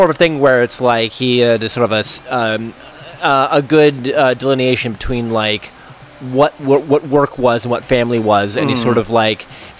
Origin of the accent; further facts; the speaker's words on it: Monterey, California, United States; Where I'm from is a tricky question. So, I guess technically, I'm from Monterey, California.